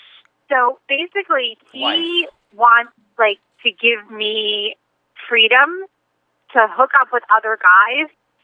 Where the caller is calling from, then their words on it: New York, United States; I'm calling from New York.